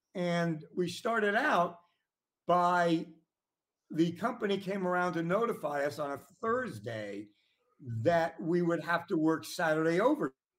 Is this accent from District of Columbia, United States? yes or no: yes; Washington, District of Columbia, United States; nineteen fifties when I was born in Washington, D C